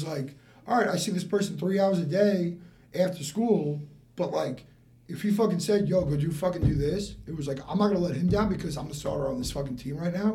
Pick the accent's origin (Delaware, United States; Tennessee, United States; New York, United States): New York, United States; West Islip; now in West Palm Beach, United States; I'm from Long Island. West Ice of New York